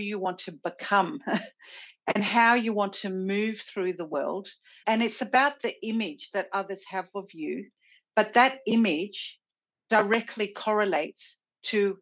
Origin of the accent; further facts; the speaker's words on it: Sydney, New South Wales, Australia; My home is definitely Sydney.